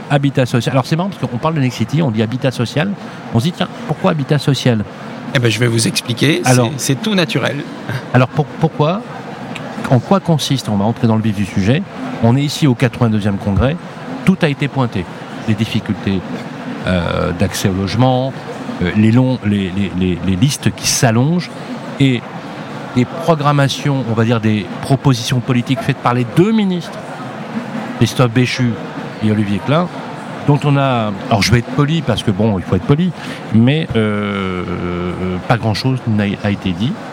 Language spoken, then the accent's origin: French; Lyon, Auvergne-Rhône-Alpes, France; je suis de Lyon, donc forcément, euh, c'est un bon collègue.